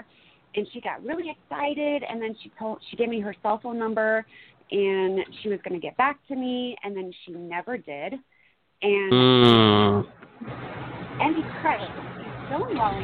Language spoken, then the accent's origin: English; Fort Wayne, Indiana, United States; also born or lived in Kansas / Florida; now in Iowa, United States; So I'm originally from Fort Wayne, Indiana. I did move to Kansas for a little bit, and then I took off to Florida in 2016. But now I'm living in Iowa